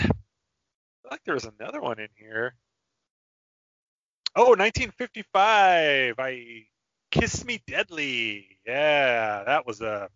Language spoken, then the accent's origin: English; Montana, United States; I was born in Montana